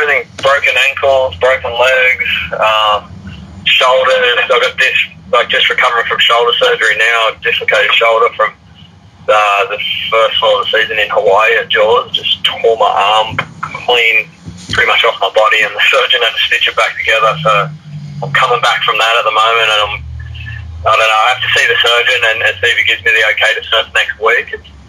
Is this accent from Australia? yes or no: yes; Sydney, New South Wales, Australia; I grew up here in Maroubra in Sydney